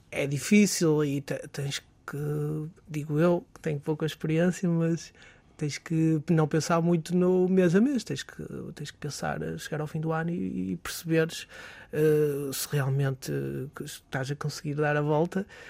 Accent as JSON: {"language": "Portuguese", "town": "Barcelos", "region": "Norte", "country": "Portugal", "tie": "born or raised there", "lives_now": "Braga, Portugal", "said": "somos de Barcelos, naturais de Barcelos"}